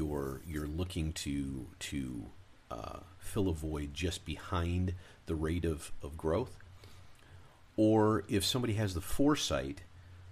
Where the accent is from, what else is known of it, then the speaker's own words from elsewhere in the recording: Michigan, United States; moved away; also born or lived in Arizona / California; I grew up in Michigan